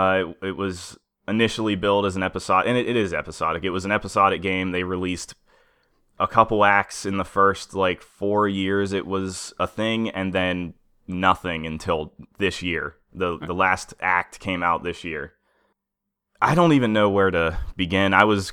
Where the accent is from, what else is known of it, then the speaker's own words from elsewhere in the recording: Pennsylvania, United States; we grew up in Western Pennsylvania, right on the edge of what you would consider Midwest.